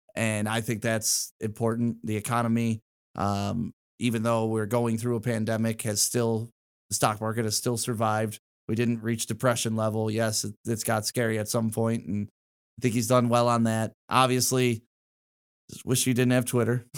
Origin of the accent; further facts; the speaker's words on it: Detroit, Michigan, United States; also born or lived in Novi, Michigan / Walled Lake, Michigan; I grew up in Detroit, then we moved out to Novi, uh, like Walled Lake area